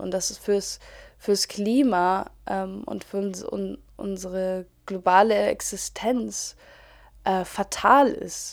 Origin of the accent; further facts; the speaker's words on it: Germany; als Deutsche